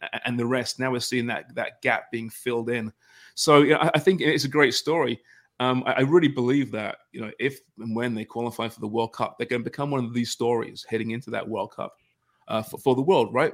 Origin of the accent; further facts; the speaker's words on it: Canada; us polite Canadians